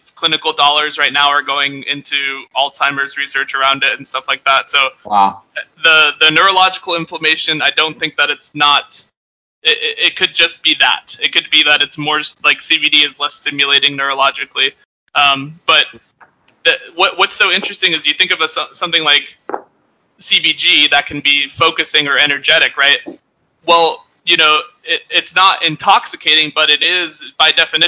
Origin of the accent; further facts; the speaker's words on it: Northeast, United States; I'm like from the Northeast